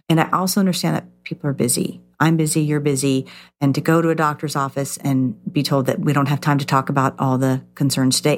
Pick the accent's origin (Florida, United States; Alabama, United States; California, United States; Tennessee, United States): California, United States; I grew up in California